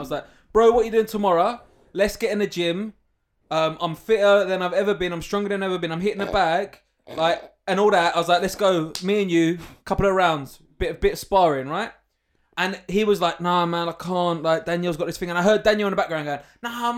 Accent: London, United Kingdom; moved away; I grew up in Walthamstow where it was like bookmakers, hipsters, one of those shops that sell all the plastic shit outside

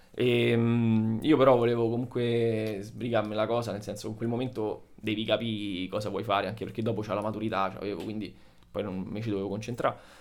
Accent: Italy; moved away as an adult; E adesso sono tornato in Italia, dove, diciamo, nella, nella mia città d'origine

